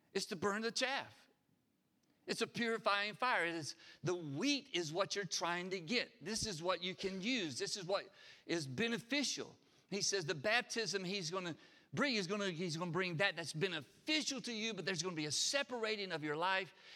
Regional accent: Harpersville, Alabama, United States; I grew up in Harpersville. We, we raised everything we ate.

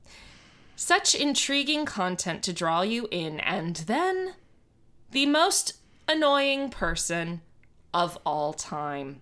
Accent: Miami, Florida, United States; I grew up in Miami

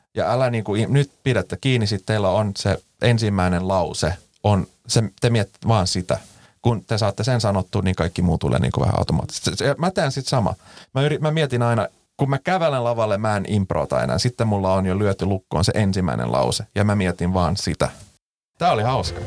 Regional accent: Finland; first language Swedish; Finnish is a second language; mä oon suomenruotsalainen

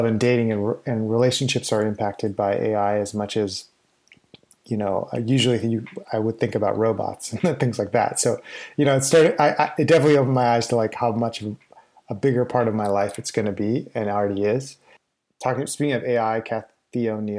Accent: Winnipeg, Manitoba, Canada; born or raised there; moved away

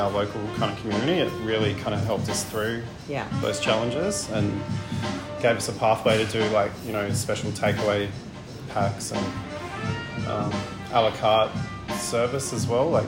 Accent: Canberra, Australian Capital Territory, Australia; also born or lived in Edinburgh; now in Melbourne, Australia; I'm from Canberra originally.

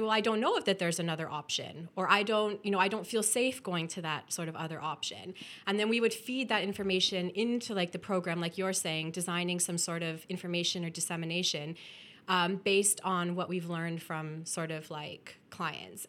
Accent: Welland, Ontario, Canada; moved away; I was born and raised in Welland

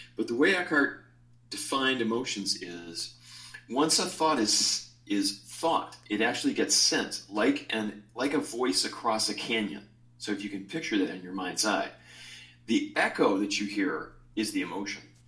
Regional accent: Chicago, Illinois, United States; moved away; also born or lived in Hawaii; my soul's from Hawaii, although I was born in Chicago

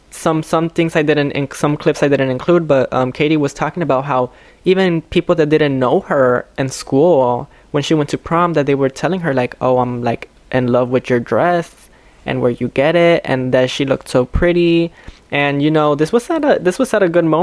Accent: Chicago, Illinois, United States; I wasn't raised in Pilsen. I was raised here in Little Village, but I was aware of Pilsen and I was aware of like its you know Mexican culture or Latinx culture

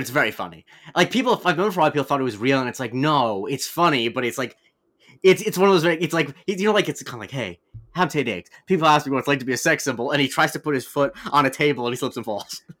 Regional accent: Florida, United States; I'm from Florida

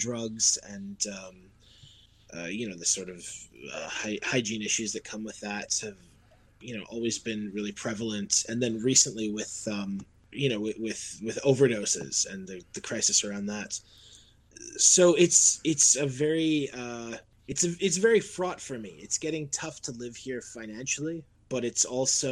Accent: Vancouver, British Columbia, Canada; I was born in Vancouver.

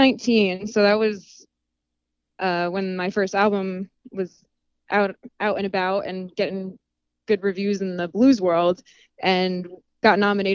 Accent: Sussex County, New Jersey, United States; moved away as an adult; also born or lived in New York City; I'm a Jersey girl

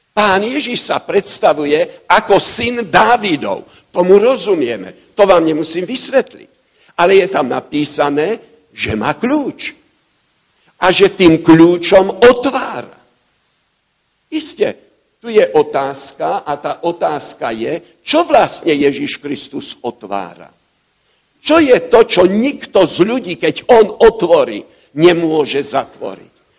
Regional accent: Bratislava, Bratislava Region, Slovakia; U nás v Bratislave

